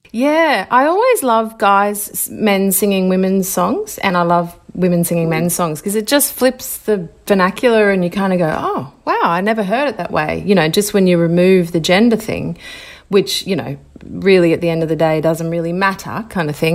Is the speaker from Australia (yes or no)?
yes; Brisbane, Queensland, Australia; And I grew up in Ashgrove, which was a beautiful kind of, um, you know, big wide streets